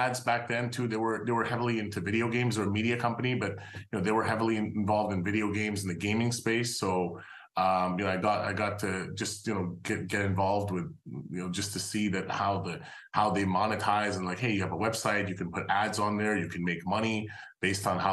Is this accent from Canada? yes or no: yes; Montreal, Quebec, Canada; I'm Canadian. I actually grew up in Montreal.